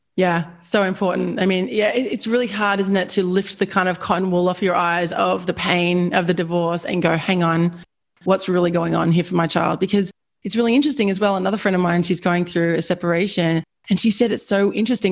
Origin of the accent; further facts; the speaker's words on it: Australia; I'm Australian